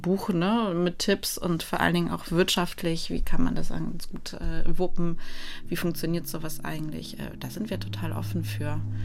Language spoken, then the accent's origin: German; Poland; now in Germany; Ich bin ursprünglich Polin